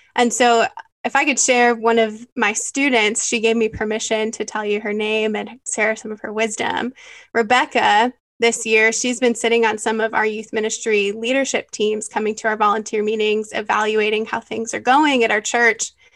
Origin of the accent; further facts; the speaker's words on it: Michigan, United States; moved away as an adult; now in San Antonio, United States; I have been in San Antonio for about five years now, but I grew up in Michigan. I'm a Michigander at heart.